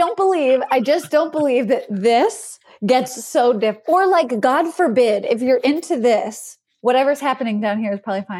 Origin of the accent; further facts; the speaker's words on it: the South, United States; I am from the South.